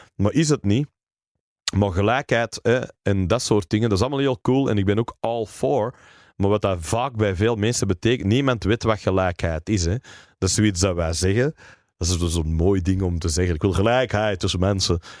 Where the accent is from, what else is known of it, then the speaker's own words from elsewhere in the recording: Berchem, Flanders, Belgium; first language English; Dutch is a second language; also born or lived in Mortsel; ik ben opgegroeid in Berchem